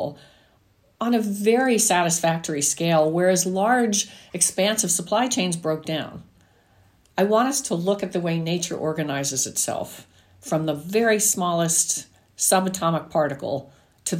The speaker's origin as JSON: {"language": "English", "region": "New Jersey", "country": "United States", "tie": "born or raised there", "said": "me growing up in New Jersey"}